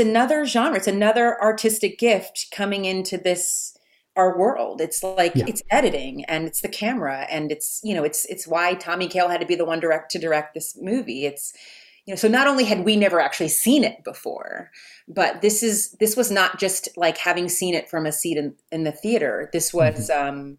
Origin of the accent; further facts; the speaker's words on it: Texas, United States; I grew up in Texas in the 80s